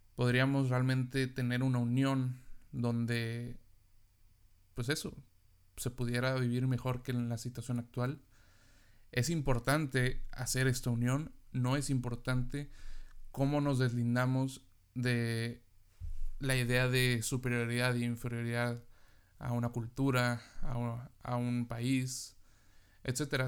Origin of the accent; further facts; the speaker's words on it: Mexico; yo como mexicano